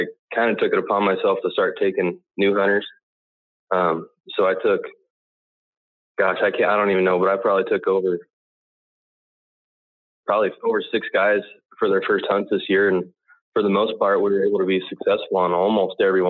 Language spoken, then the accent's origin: English; Colorado, United States; I grew up out in Colorado.